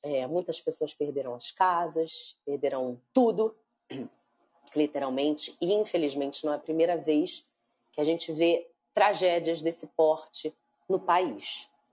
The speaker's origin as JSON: {"language": "Portuguese", "region": "Rio de Janeiro", "country": "Brazil", "said": "Eu sou do Rio de Janeiro."}